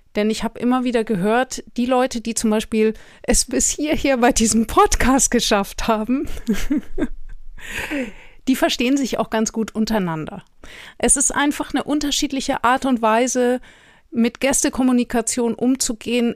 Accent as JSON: {"language": "German", "country": "Germany", "said": "für uns als Deutsche"}